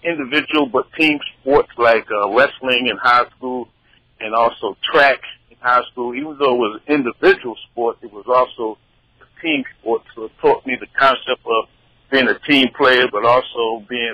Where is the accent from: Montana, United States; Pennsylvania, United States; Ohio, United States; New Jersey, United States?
New Jersey, United States; Atlantic City; moved away as an adult; also born or lived in Elizabeth City, North Carolina / Charlotte, North Carolina; I was raised in Atlantic City where, you know, it was nighttime, was really daytime